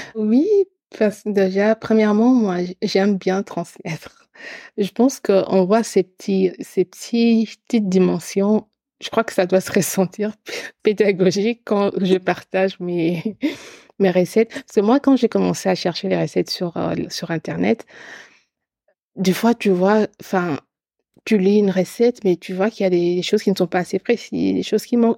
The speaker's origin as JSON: {"language": "French", "region": "eastern Congo", "country": "DR Congo", "tie": "born or raised there", "said": "je suis originaire de l'Est du Congo"}